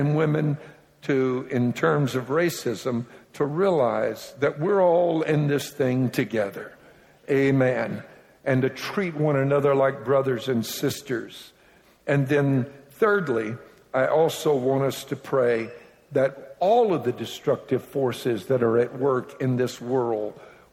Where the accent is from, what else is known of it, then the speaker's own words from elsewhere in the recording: Louisiana, United States; I'm from Louisiana, as I've already mentioned, and I spent my early years there. And I'm a Cajun